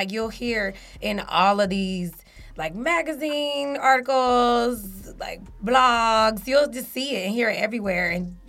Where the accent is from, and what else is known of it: Atlanta, Georgia, United States